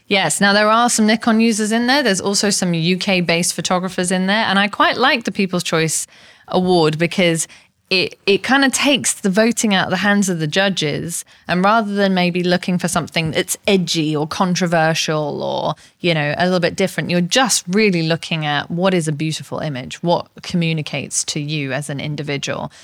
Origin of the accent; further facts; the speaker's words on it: England, United Kingdom; I'm English